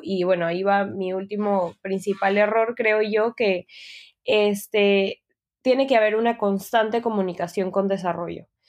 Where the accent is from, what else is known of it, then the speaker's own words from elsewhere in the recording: Peru; soy peruana